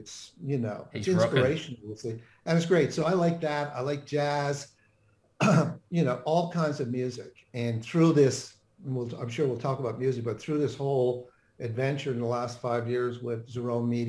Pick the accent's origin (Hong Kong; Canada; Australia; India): Canada; Flat Rock, Newfoundland and Labrador; also born or lived in Atlanta, United States / Washington, D.C., United States / London, United Kingdom / Korea; now in Dallas, United States; Newfoundland is a province of Canada, very remote place, very Irish. So I grew up in a little place called Flat Rock, Newfoundland, population 400. And I go back there whenever I can. Family's still there.